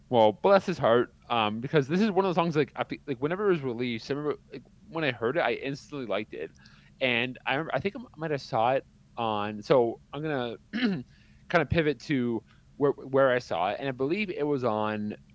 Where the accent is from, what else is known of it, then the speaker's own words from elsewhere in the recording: Canada; If you want to bash me because I'm Canadian, go for